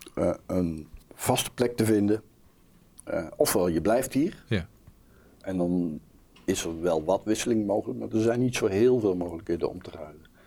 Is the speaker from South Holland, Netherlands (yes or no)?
no; Langstraat, North Brabant, Netherlands; moved away; ik ben van huis uit een Brabo